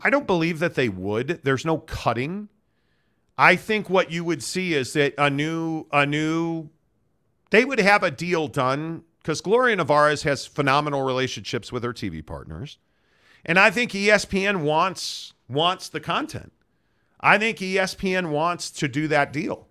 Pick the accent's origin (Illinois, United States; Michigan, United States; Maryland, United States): Illinois, United States; Chicago; I grew up in Chicago